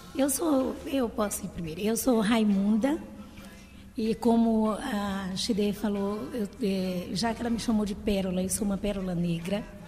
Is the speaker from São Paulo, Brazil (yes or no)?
no; Maranhão, Brazil